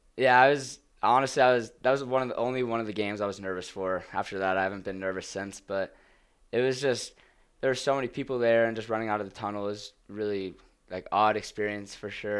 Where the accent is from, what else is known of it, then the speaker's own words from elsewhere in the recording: Flower Mound, Texas, United States; moved away; I'm in a town called Flower Mound, uh, Flower Mound, Texas. It's about twenty minutes north of Dallas